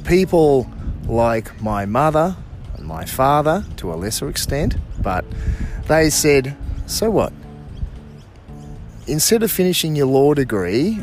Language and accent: English; Southport, Queensland, Australia; also born or lived in Bangalow, New South Wales; I was born at Southport on the Gold Coast